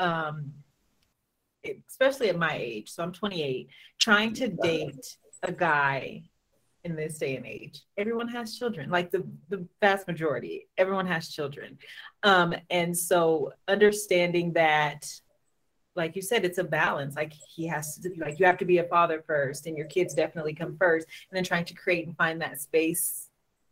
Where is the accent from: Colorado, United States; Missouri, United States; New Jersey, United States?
Colorado, United States; moved away as an adult; now in New Mexico, United States; So I'm from Colorado, and then I moved to where I am now, which is New Mexico.